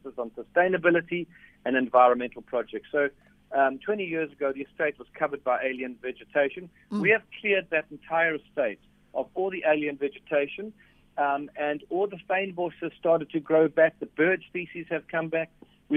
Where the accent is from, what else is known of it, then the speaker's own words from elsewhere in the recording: KwaZulu-Natal, South Africa; moved away; I'm also from KZN